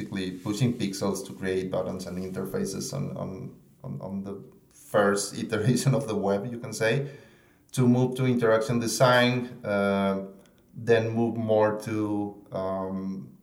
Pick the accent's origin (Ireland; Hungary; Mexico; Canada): Mexico; moved away as an adult; now in Austin, United States; I'm from Mexico